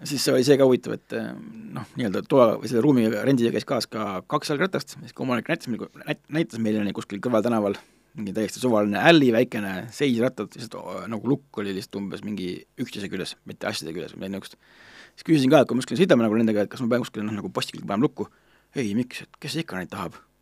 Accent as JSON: {"language": "Estonian", "country": "Estonia", "said": "ma ütlesin, noh, et from Estonia"}